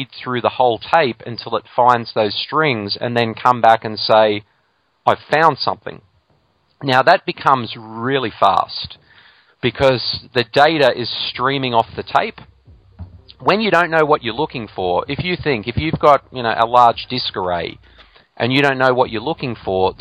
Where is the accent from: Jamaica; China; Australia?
Australia; my home country of Australia